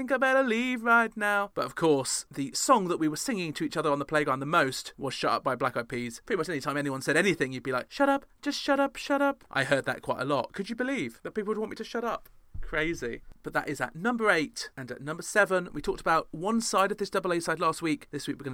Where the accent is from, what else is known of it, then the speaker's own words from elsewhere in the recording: United Kingdom; being British